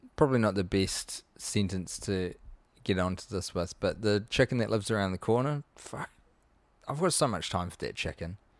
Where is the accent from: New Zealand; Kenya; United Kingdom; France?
New Zealand; as a New Zealander